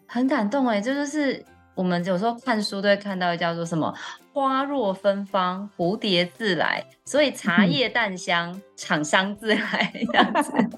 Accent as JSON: {"language": "Chinese", "town": "Taichung", "country": "Taiwan", "moved": "yes", "lives_now": "Taipei, Taiwan", "said": "因为我是台中人，然后在台北生活这样子"}